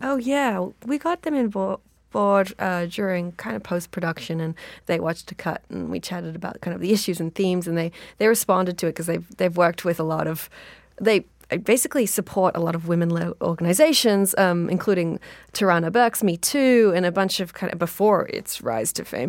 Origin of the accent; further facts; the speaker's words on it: Australia; I'm Australian